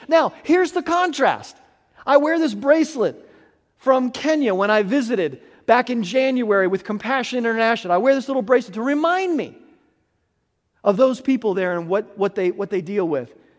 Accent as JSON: {"language": "English", "country": "United States", "tie": "born or raised there", "said": "I was born white in America"}